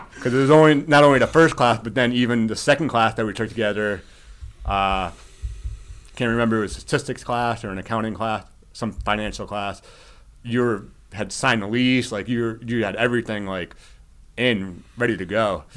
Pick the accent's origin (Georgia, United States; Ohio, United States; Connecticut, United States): Connecticut, United States; Shelton; now in Westport, United States; I grew up in Shelton, which is pretty awesome to be back in, in the valley